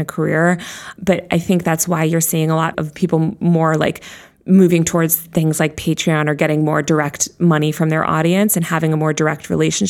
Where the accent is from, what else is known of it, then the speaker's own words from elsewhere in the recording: New York, United States; I'm a New Yorker.